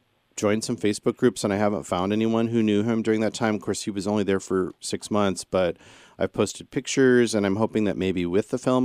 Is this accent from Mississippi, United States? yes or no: no; central Illinois, United States; I come from the Midwest, central Illinois, sort of a mixed Catholic Protestant family